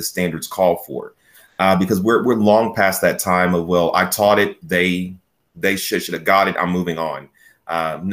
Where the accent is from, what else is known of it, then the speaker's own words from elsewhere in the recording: Chickasha, Oklahoma, United States; I was born and raised in Chickasha. I attended Chickasha Public Schools from Head Start all the way through high school